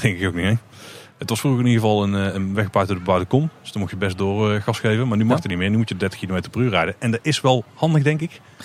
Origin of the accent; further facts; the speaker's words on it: Netherlands; wij niet handelen als Nederlander.